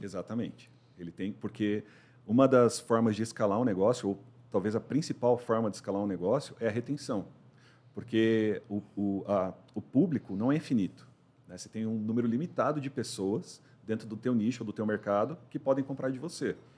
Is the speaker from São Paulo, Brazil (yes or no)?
yes; São Paulo, Brazil; moved away as an adult; also born or lived in Santa Catarina; eu sou paulistano, 44 anos